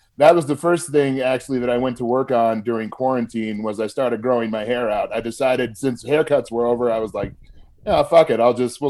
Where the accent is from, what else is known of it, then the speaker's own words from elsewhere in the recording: Des Moines, Iowa, United States; also born or lived in Quad Cities / Florida / Altoona, Iowa; now in Colorado, United States; I grew up in Des Moines. The reason I hesitate, I was born just outside the Quad Cities, but we moved when I was 5.